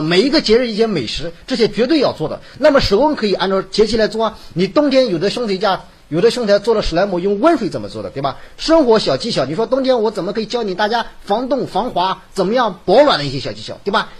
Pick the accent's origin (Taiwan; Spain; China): China; Hebei; accent: Hebei dialect; 我们河北话